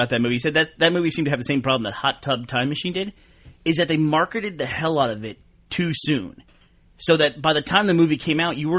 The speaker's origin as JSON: {"language": "English", "town": "Houston", "region": "Texas", "country": "United States", "tie": "born or raised there", "said": "I grew up in Houston, yeah."}